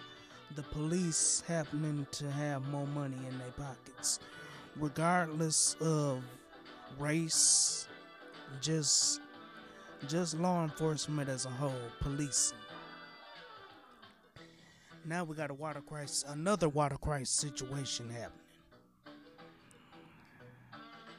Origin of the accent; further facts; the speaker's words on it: Flint, Michigan, United States; my hometown of Flint, Michigan